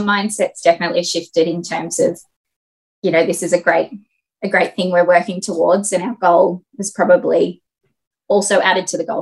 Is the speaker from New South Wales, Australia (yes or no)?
yes; Sydney, New South Wales, Australia; I grew up in Sydney.